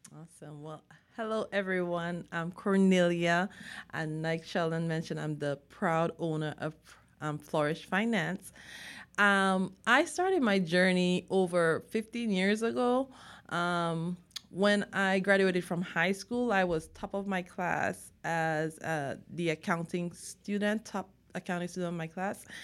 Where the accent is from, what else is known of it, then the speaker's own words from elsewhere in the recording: Dominica; moved away as an adult; also born or lived in Texas; now in United States; I am from the Caribbean, an island called Dominica